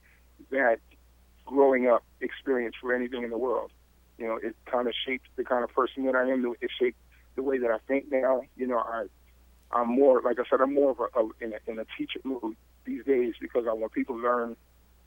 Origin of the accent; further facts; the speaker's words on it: Riverside, California, United States; I grew up in Riverside